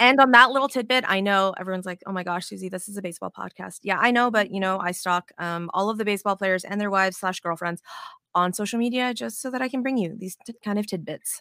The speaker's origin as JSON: {"language": "English", "town": "Las Vegas", "region": "Nevada", "country": "United States", "moved": "yes", "lives_now": "Texas, United States", "said": "I'm originally from Vegas"}